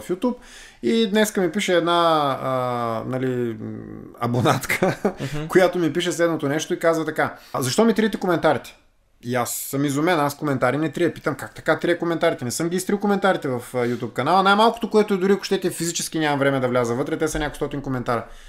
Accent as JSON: {"language": "Bulgarian", "area": "Vladislavovo", "region": "Varna Province", "country": "Bulgaria", "tie": "born or raised there", "said": "Израснали сме в един блок в uh, Владиславо"}